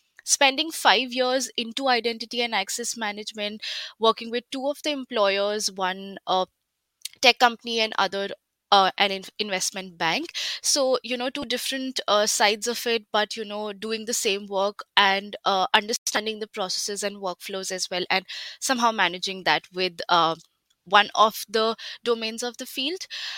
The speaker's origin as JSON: {"language": "English", "country": "India", "moved": "as an adult", "said": "So I did my undergrad back in 2017 in my home country, that's India. I did my bachelor's in information technology."}